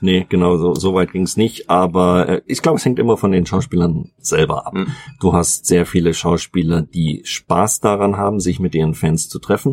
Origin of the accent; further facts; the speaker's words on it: Munich, Bavaria, Germany; Ich bin ja aus München, in meiner Heimatstadt.